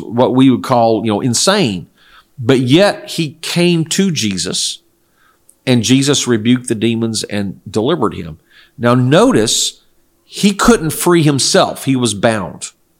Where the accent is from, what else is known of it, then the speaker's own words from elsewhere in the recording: South Korea; I grew up in Korea, where my parents were missionaries, and it was a non-Christian culture, primarily ancestor worship and shamanism, or worship of spirits of nature, Buddhism.